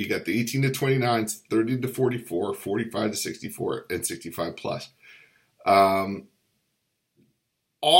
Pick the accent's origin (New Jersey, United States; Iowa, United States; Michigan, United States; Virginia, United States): Virginia, United States; the Commonwealth of Virginia, my home state